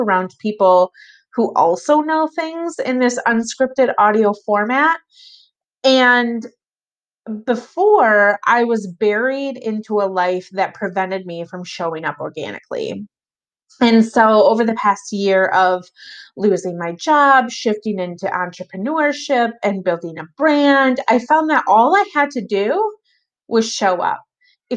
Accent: Michigan, United States; I was born and raised in Michigan, and I still live here

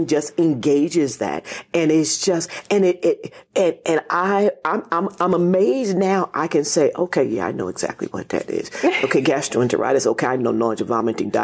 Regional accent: Reading, Pennsylvania, United States; now in Washington, D.C., United States; I'm from Reading, Pennsylvania

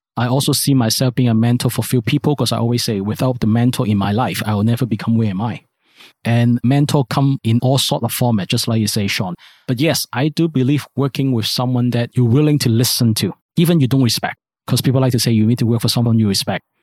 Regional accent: Hong Kong; I grew up in Hong Kong. I based in Hong Kong.

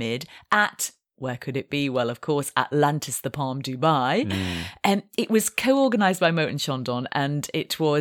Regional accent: Yorkshire and the Humber, United Kingdom; I'm from Yorkshire, and if there's one thing we know in Yorkshire, it's how to be thrifty

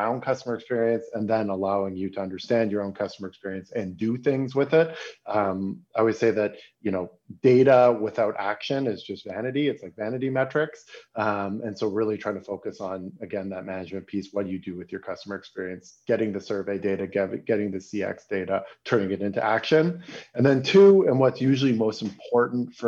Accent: Toronto, Ontario, Canada; now in Berlin, Germany; I'm a Canadian, I'm from Toronto, but I live in Berlin, Germany

